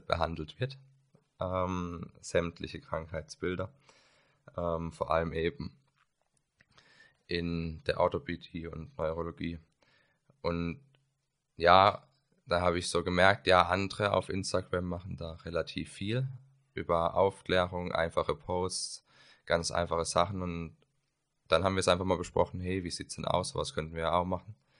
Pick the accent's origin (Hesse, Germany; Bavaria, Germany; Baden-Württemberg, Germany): Baden-Württemberg, Germany; Karlsruhe; komme aus Karlsruhe